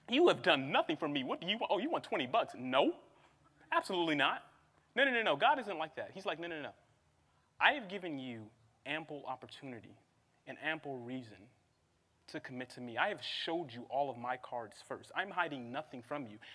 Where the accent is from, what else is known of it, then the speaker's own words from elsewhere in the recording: Midwest, United States; I'm from the Midwest, please forgive me.